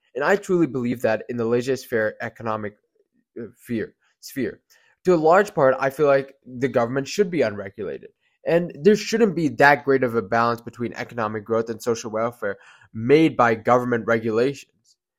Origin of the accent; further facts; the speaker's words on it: United States; we're all Americans